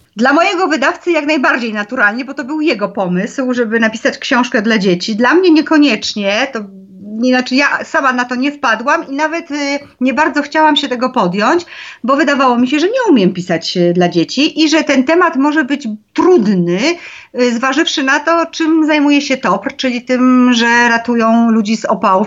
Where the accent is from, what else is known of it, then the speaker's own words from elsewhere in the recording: Zakopane, Lesser Poland, Poland; u nas e, w Zakopanem